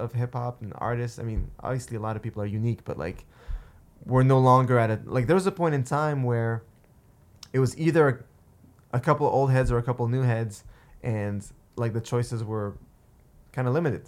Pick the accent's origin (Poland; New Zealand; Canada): Canada; Montreal, Quebec; I'm from Montreal or that I'm Dave's brother